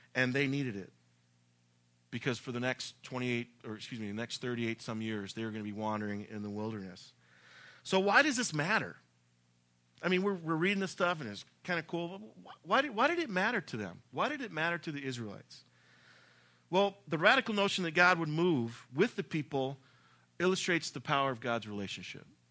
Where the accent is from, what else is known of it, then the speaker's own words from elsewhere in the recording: the South, United States; I'm from the South